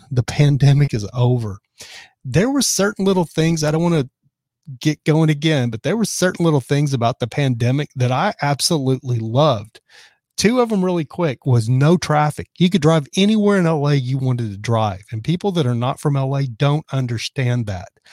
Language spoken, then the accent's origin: English; Texas, United States; moved away as an adult; also born or lived in Dallas; now in California, United States; I'm from Texas